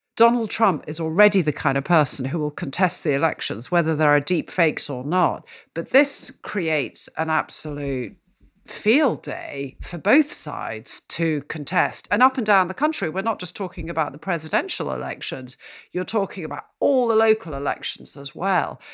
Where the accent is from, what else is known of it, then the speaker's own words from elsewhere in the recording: United Kingdom; I'm a Brit